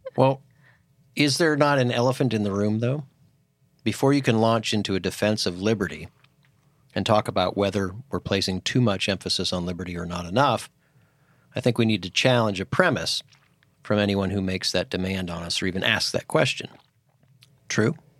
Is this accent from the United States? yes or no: yes; Titusville, Pennsylvania, United States; moved away as an adult; also born or lived in Philadelphia, Pennsylvania; a very small church growing up in Titusville, Pennsylvania. And when I moved to Philadelphia